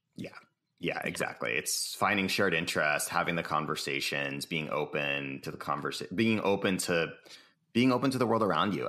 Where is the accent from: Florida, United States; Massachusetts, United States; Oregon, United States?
Massachusetts, United States; Cambridge; now in San Francisco, United States; I live in San Francisco, California. I was born in Cambridge, Massachusetts